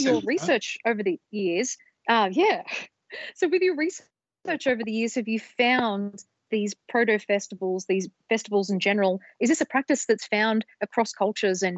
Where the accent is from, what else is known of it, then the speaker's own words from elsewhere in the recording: Australia; growing up in Australia, there's a legend of a thing called the Fisher's Ghost in a town called Campbelltown, which is just on the outskirts of Sydney.